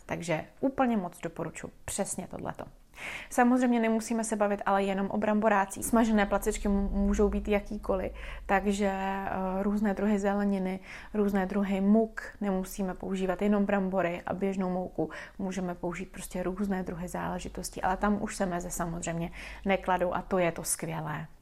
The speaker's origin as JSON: {"language": "Czech", "country": "Czechia", "said": "jako Češi"}